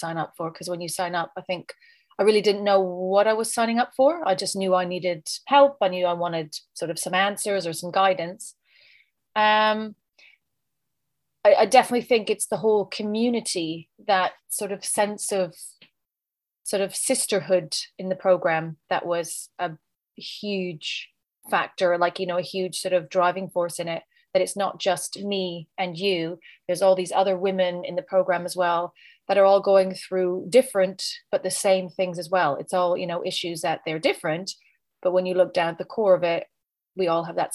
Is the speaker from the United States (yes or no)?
no; Canada; now in United Kingdom; living in the UK, but I'm originally from Canada.